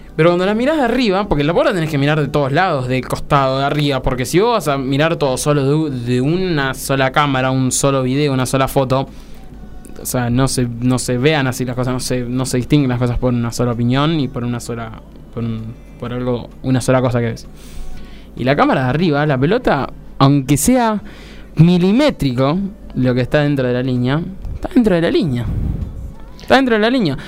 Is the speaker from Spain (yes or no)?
no; Argentina; Como argentino, como argentino